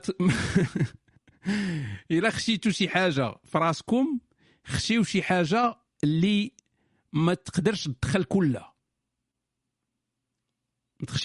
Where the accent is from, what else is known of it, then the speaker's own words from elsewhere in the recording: Morocco; ولكن حيت انا مغربي ما عارفش شنو هي ديك القضيه ديال تمشي للطبيب